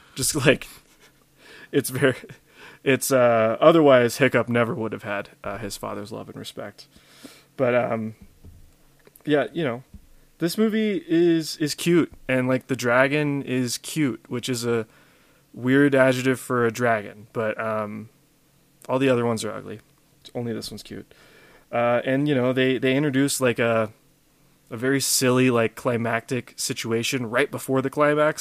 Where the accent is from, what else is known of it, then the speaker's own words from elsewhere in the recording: Louisiana, United States; we have accents in the sense that we say, uh, "Y'all."